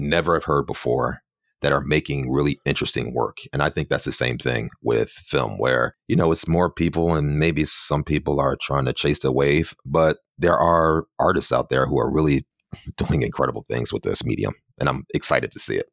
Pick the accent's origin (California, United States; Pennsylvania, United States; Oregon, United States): Pennsylvania, United States; Philadelphia; moved away as an adult; now in New York City, United States; I'm originally from Philadelphia, and I've been here in New York for about 15 or so years